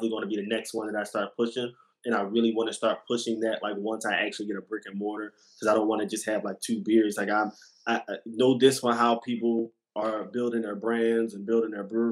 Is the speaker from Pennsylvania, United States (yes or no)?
yes; Philadelphia, Pennsylvania, United States; I'm from West Philly.